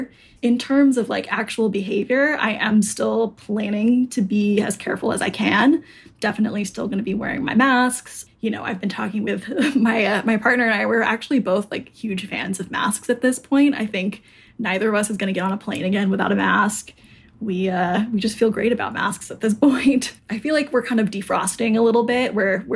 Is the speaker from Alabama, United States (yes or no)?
no; Arizona, United States; now in Brooklyn, United States; I'm from Arizona.